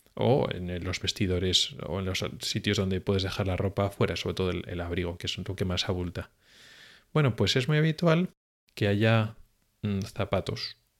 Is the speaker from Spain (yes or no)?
yes; Spain; now in Sweden; somos los españoles